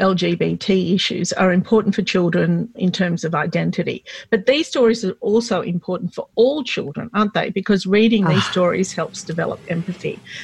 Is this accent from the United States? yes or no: no; Australia; being a Lebanese Australian